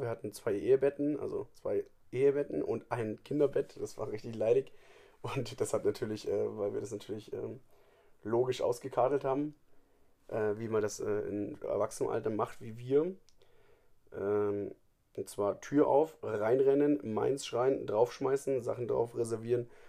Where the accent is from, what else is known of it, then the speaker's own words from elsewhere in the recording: Germany; bei uns in Deutschland